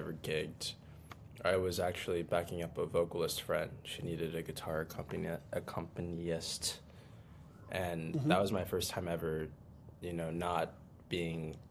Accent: Los Angeles, California, United States; accent: beach voice; moved away as an adult; now in New York, United States; I grew up in California, Los Angeles

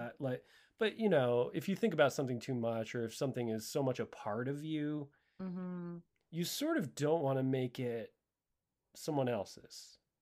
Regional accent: Connecticut, United States; I grew up in Connecticut, so I was still living in my hometown at this time

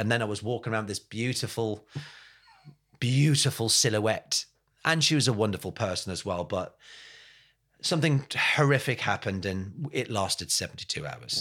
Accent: England, United Kingdom; also born or lived in Ireland (ancestry) / Brixton / Essex; I'm from England

